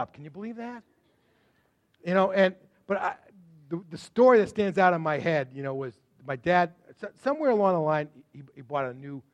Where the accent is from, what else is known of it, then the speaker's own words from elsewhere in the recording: Sudbury, Massachusetts, United States; also born or lived in Waltham / Framingham; I was born in Waltham, and we immediately moved out to Framingham, and then from Framingham, just as I started preschool, they moved over to Sudbury, and that's the only home I knew until I graduated from college